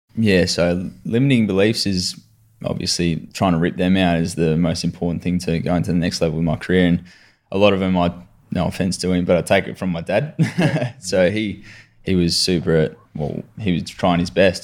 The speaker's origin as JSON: {"language": "English", "town": "Adelaide", "region": "South Australia", "country": "Australia", "tie": "born or raised there", "also_born_or_lived": "Mitcham, Victoria", "lives_now": "Victoria, Australia", "said": "I was born in Mitcham, so over here in Victoria, and then moved over to Adelaide for dad's work when I was eight"}